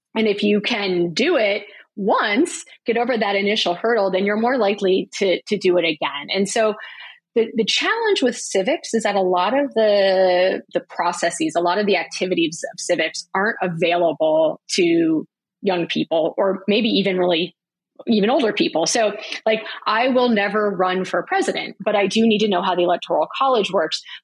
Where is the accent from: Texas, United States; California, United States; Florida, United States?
Florida, United States; Broward County; I grew up in Broward County, Florida